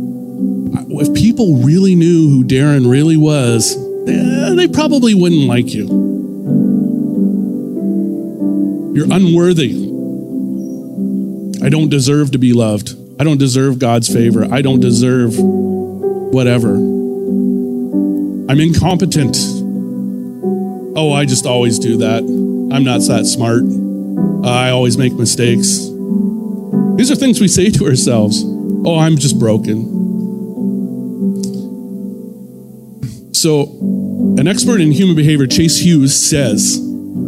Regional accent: Ontario, Canada; moved away; I'm from Ontario originally

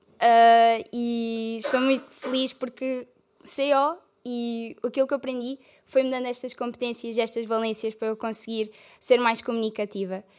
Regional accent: Algarve, Portugal; moved away as an adult; now in Coimbra, Portugal; eu vim de, do Algarve

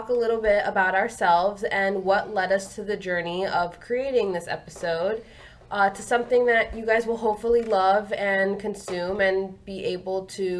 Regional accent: South Florida, United States; I grew up in South Florida my whole life. I am 24 years old.

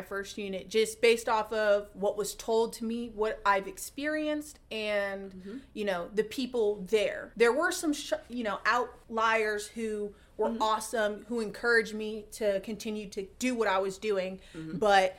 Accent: Atlanta, Georgia, United States; I'm from Atlanta on the East Coast, you know.

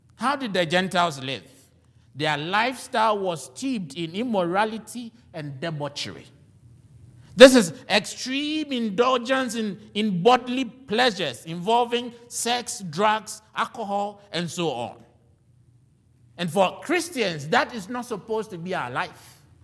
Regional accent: Ghana; now in United States; I am a Ghanaian

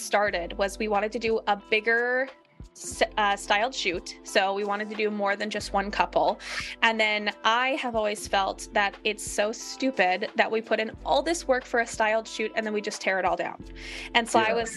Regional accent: Minnesota, United States; I grew up in Minnesota

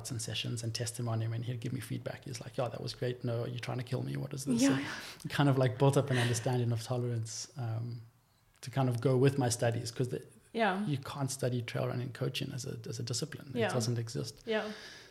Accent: Cape Town, Western Cape, South Africa; I grew up in Greenpoint

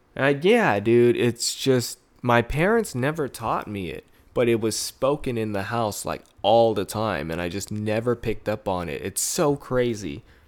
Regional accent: United States; I grew up in America rather than the Philippines

